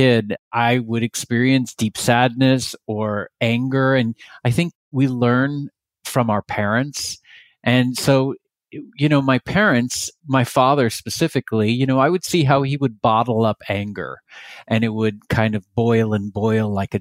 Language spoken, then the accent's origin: English; Texas, United States; now in California, United States; I grew up in Texas.